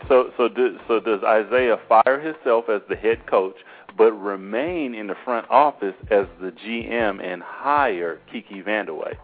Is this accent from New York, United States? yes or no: no; Seattle, Washington, United States; we're Seattle Seahawks fans and we're from Seattle